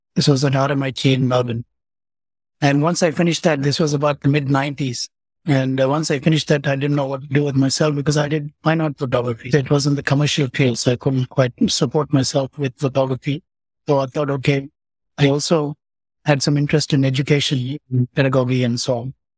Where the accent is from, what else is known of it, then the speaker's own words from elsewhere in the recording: Pondicherry, Puducherry, India; also born or lived in Coonoor, Tamil Nadu; I grew up in Pondicherry